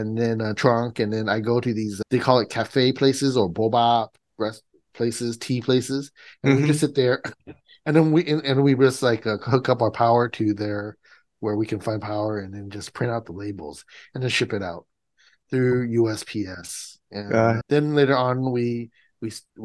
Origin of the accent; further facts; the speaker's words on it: Los Angeles, California, United States; also born or lived in Massachusetts; I'm the LA guy